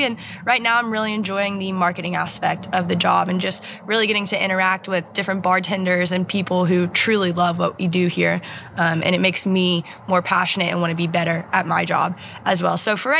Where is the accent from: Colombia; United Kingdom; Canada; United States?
United States; Tennessee; moved away as an adult; now in Kentucky, United States; I grew up in Tennessee and then decided to move up to Kentucky.